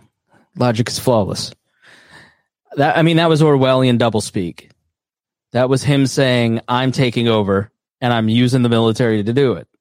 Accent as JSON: {"language": "English", "town": "Plainfield", "region": "Indiana", "country": "United States", "tie": "born or raised there", "said": "here in my hometown in Plainfield"}